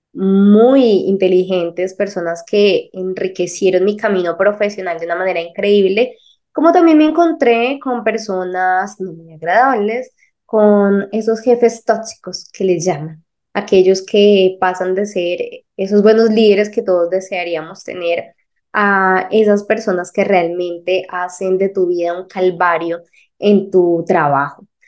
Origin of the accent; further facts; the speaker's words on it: Colombia; de Colombia